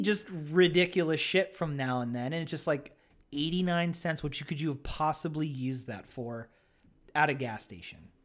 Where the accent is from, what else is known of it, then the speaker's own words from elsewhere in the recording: Hamburg, Pennsylvania, United States; also born or lived in Easton, Pennsylvania; where I grew up in Hamburg, Pennsylvania